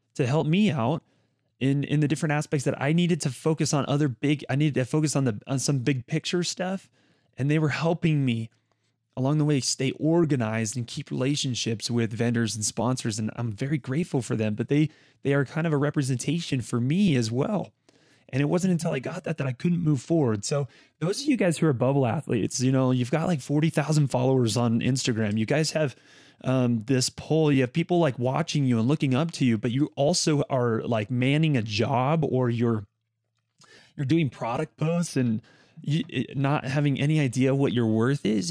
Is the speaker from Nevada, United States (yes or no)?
yes; Las Vegas, Nevada, United States; this kid from Las Vegas